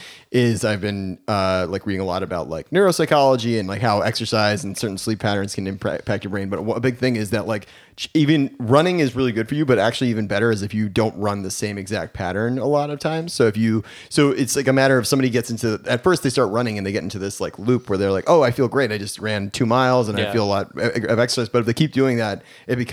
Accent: Westchester County, New York, United States; I grew up in Westchester County

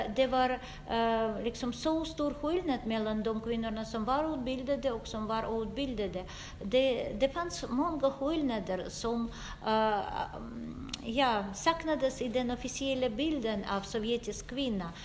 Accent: Russia; Swedish is a second language; moved away as an adult; now in Sweden; jag är historiker och jag kommer från Ryssland och jag bor i Sverige i 15 år

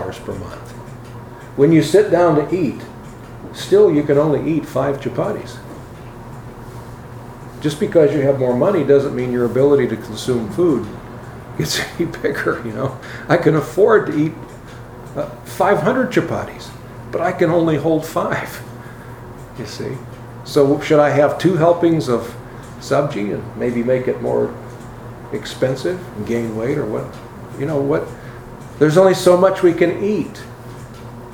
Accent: United States; Being here in America all the time

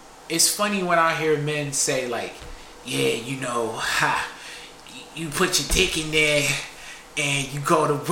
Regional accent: Buffalo, New York, United States; I am from Buffalo.

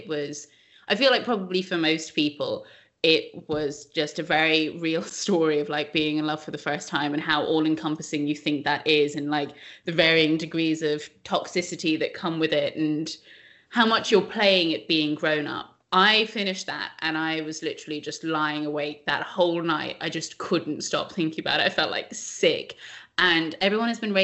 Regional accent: Ireland; I love being Irish

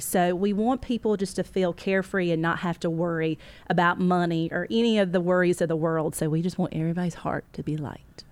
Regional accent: the South, United States; I'm a Southerner, so I talk slower

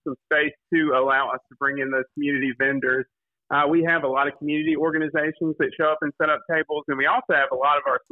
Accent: Kinston, North Carolina, United States; I'm from Kinston. I grew up here

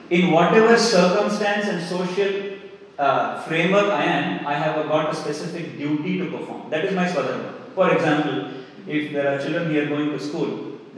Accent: Australia; As an Australian, I have a different dharma.

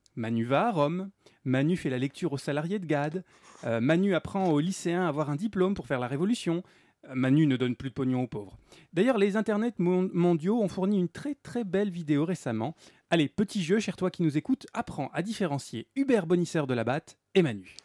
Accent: France; nous en tant que Français

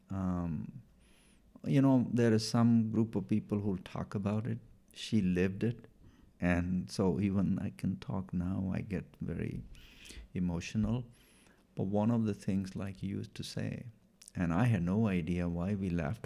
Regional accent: Punjab, India; first language Punjabi; English is a second language; moved away as an adult; also born or lived in Washington, United States; now in Bothell, Washington, United States; I was born in India, in, uh, northern state, um, of Punjab

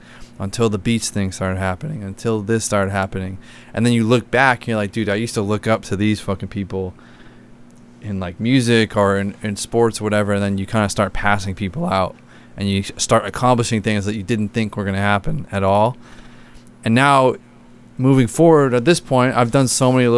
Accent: Boston, Massachusetts, United States; moved away as an adult; also born or lived in Florida; I'm from Boston area, and I was living in Florida with a couple of my buddies

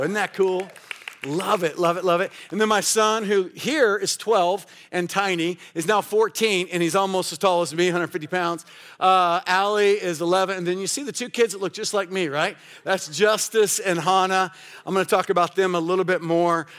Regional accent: Kansas City, United States; also born or lived in Kalamazoo; We changed it to Life Mission Church, uh, in my hometown

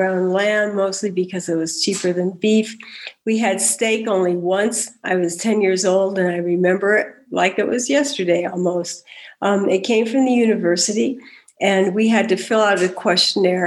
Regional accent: Davis, California, United States; I was raised in the Central Valley of California in Davis

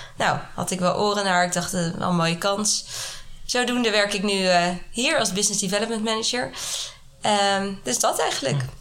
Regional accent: Haarlem, North Holland, Netherlands; moved away as an adult; also born or lived in Amsterdam; now in Nairobi, Kenya; Ik kom oorspronkelijk uit Haarlem

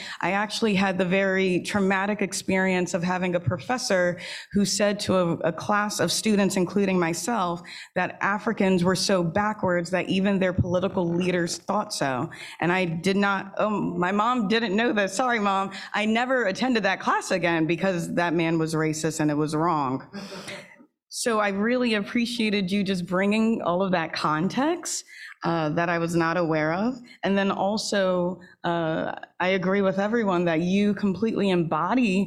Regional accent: New York, United States; moved away; I was raised in New York

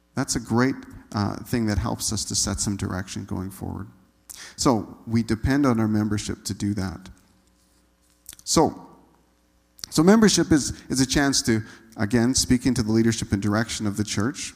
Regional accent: Manitoba, Canada; moved away as an adult; also born or lived in Saskatchewan; I grew up in Manitoba

